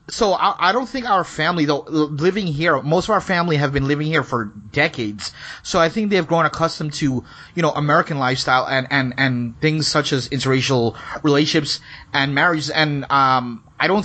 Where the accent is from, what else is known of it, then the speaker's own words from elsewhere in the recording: Guyana; when you're growing up in Guyana, 60s, 70s, 80s, you grew up to like okay, you're, you're, we're not really supposed to get, like, Indians are not supposed to get along with blacks